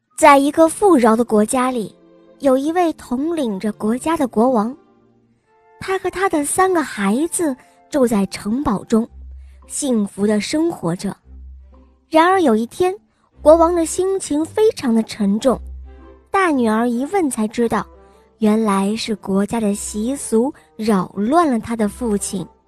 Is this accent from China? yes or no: yes; Beijing, China; 我来自北京